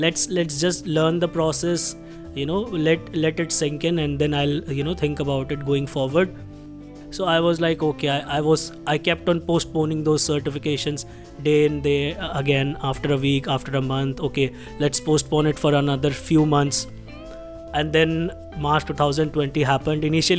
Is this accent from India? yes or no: yes; Delhi, India; English is a second language; I belong to Haryana, but I have been born and brought up in Delhi itself. My office is in Gurgaon.